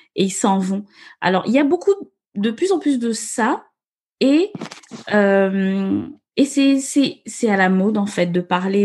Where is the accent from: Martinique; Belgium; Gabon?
Gabon; now in France; je suis née, j'ai grandi au Gabon.